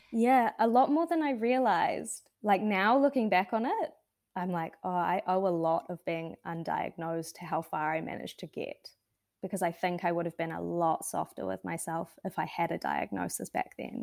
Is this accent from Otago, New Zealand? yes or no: yes; Wanaka, Otago, New Zealand; I grew up in Wanaka in the South Island